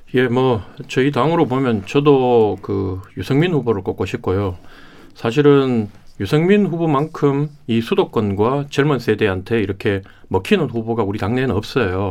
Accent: Daegu, Daegu / North Gyeongsang, South Korea; 제 고향인 대구 경북을

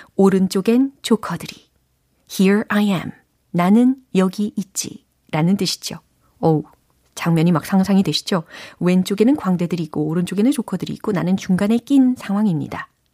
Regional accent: South Korea

